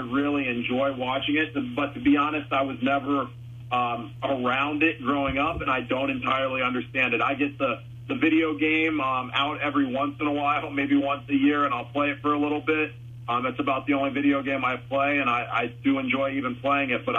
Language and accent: English; St. Clairsville, Mansfield, Ohio, United States; also born or lived in Wheeling, West Virginia / Bellaire, Ohio; I was born in Wheeling, West Virginia. Grew up in St. Clairsville, Bellsville area for a while, and then ultimately around Mansfield